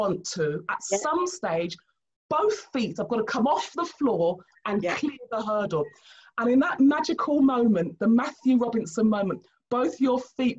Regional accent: Nigeria; You know, I'm Nigerian

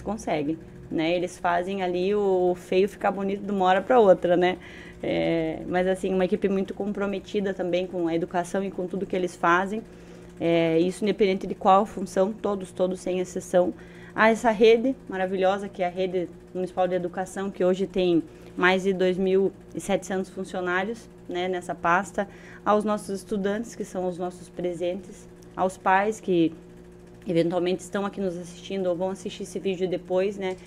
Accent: Paranaguá, Paraná, Brazil

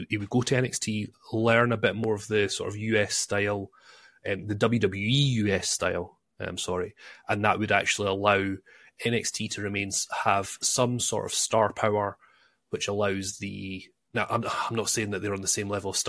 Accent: Scotland, United Kingdom; I'm Scottish

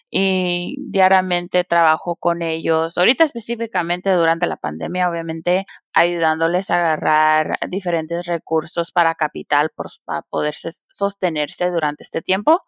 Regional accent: San Diego, California, United States; also born or lived in Tijuana, Mexico / Washington, D.C.; yo crecí en San Diego, California y ah, por un tiempo viví en Tijuana

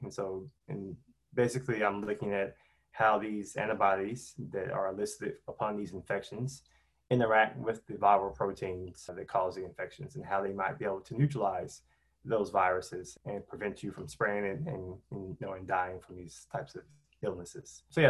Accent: Charlotte, North Carolina, United States; moved away as an adult; also born or lived in Pittsburgh, Pennsylvania; now in Pasadena, United States; I grew up outside of Charlotte with both my parents, and I have an older brother and an older sister. So I'm the youngest of my siblings.

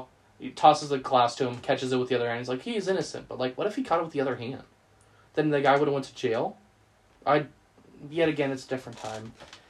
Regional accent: Upland, California, United States; We grew up in California, especially in Upland.

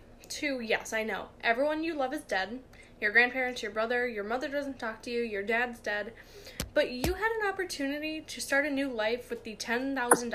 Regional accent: England, United Kingdom; I'm the English one here

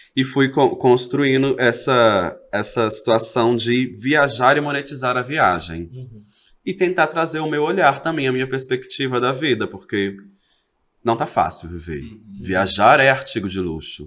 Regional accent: Belo Horizonte, Minas Gerais, Brazil; also born or lived in Rio de Janeiro; Sou de BH, nascida, legítima, nascida e criada lá do Hermelai Nova Cachoeirinha

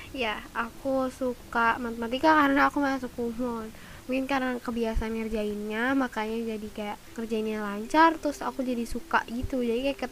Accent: Jakarta, Indonesia; Aku lahir di Jakarta 24 Maret 2008 dan ya, aku 13 tahun. Hmm, aku merupakan pelajar SMP di SMPM 77 Jakarta kelas 7.

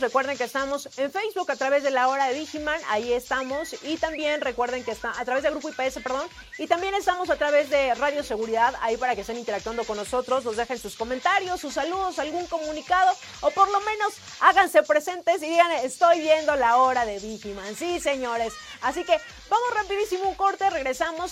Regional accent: Mexico; como buen mexicano

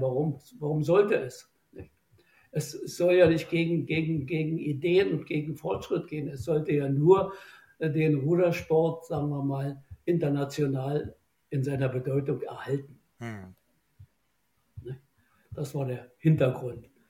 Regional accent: Germany; bei uns in Deutschland

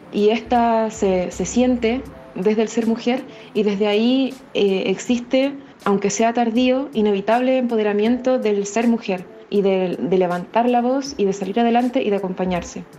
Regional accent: La Serena, Coquimbo, Chile; also born or lived in Valparaíso, Chile / Mendoza, Argentina / Montevideo, Uruguay; soy de La Serena

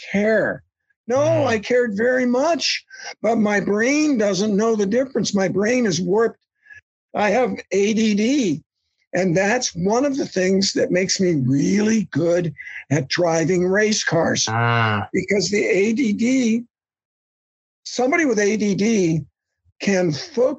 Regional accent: Central Florida, United States; We're both from Central Florida

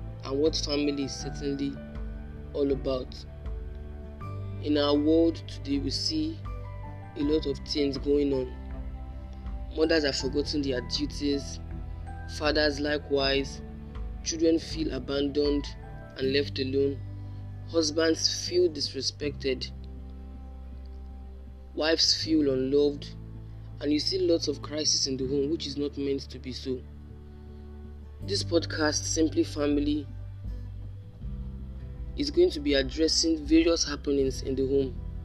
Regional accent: Lagos, Nigeria; I'm from Lagos, Nigeria

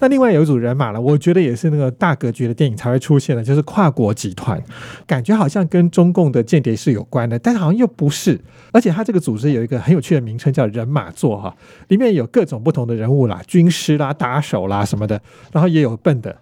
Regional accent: Taiwan; 我们台湾人

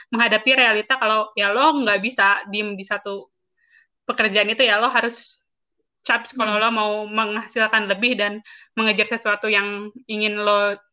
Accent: Bandung, West Java, Indonesia; moved away as an adult; now in Jakarta, Indonesia; gue itu kan orang Bandung gue ke Jakarta umur 22

